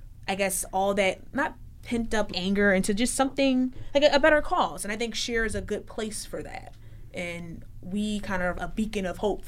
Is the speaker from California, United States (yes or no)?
no; Philadelphia, Pennsylvania, United States; I'm from West Philly